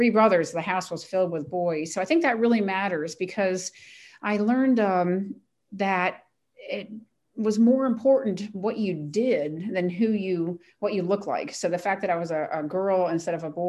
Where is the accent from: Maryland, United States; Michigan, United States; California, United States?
Maryland, United States; Ellicott City; I was a tomboy, born and raised in Ellicott City, Maryland